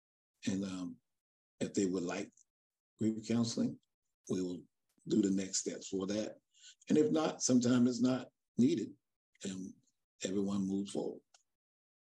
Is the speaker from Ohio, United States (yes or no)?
no; Charleston, South Carolina, United States; now in Dallas, United States; I'm from Charleston, South Carolina